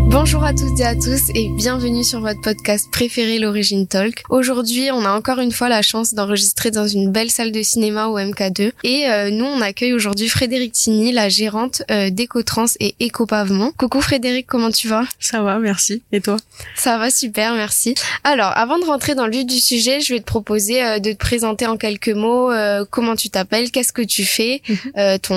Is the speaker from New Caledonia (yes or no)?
yes; Païta, South Province, New Caledonia; Alors moi, j'ai grandi euh, sur Païta